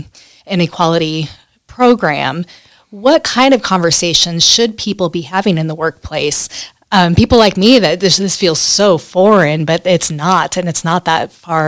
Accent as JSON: {"language": "English", "region": "California", "country": "United States", "said": "So I was born in 1978. I'm from California."}